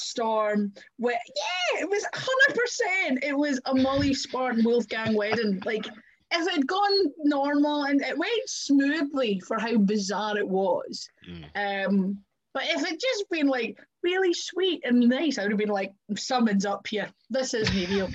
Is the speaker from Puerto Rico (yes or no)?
no; Kirkcaldy, Scotland, United Kingdom; ruins in Kirkcaldy from my hometown.